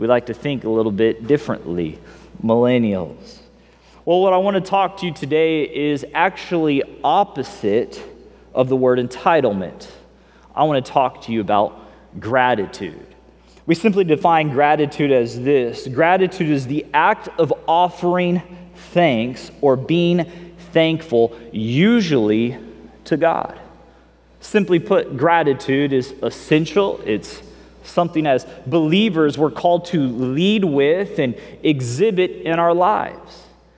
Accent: Missouri, United States; I grew up in Missouri

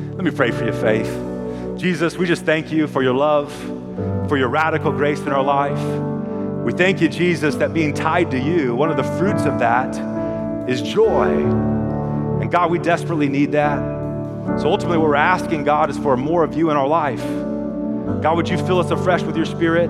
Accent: California, United States; I'm from California

